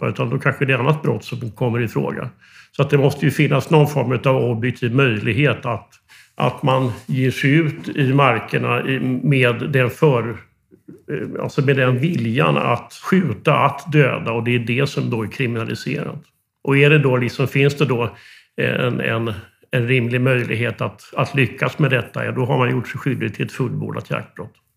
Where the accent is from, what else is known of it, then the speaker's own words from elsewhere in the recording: Västervik, Kalmar County, Sweden; jag är eh, fiskarpojk från Västerviks skärgård